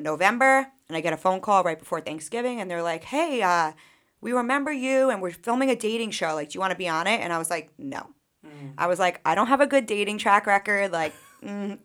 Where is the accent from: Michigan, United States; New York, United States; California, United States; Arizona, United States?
New York, United States; Sachem, Long Island; growing up in Sachem, like, I was a peer mediator always